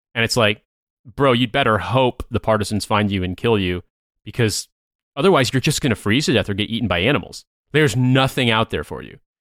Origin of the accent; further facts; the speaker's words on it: United States; as an American